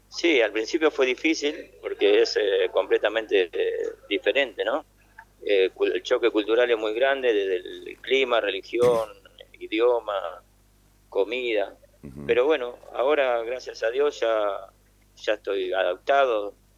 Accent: Argentina; moved away as an adult; now in Bangladesh; estoy muy orgulloso de ser argentino

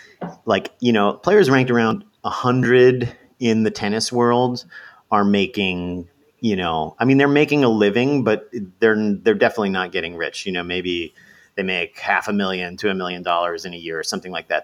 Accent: United States; I'm an American and I'm in America right now

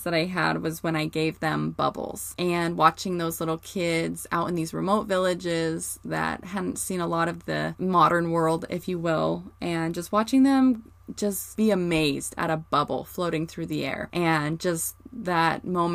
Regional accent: Morgan, Utah, United States; I grew up in Morgan, Utah

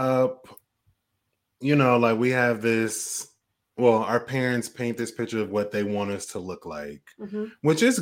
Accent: Portland, Oregon, United States; moved away; I'm originally from Portland, Oregon

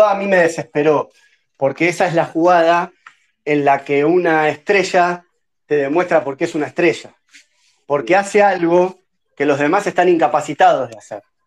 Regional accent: Argentina

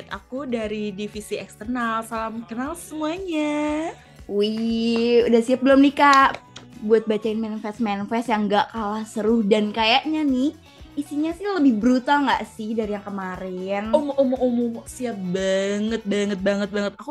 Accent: East Java, Indonesia; Saya Jawa Timur sendirian nih.

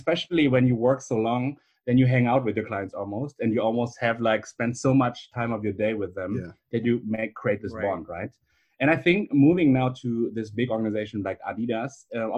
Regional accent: Germany; also born or lived in Beijing, China; my parents are from China. I grew up in Germany

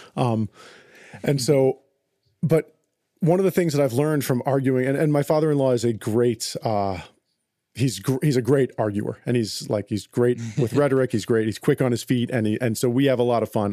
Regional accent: United States; I'm an American. I live in a materialistic culture

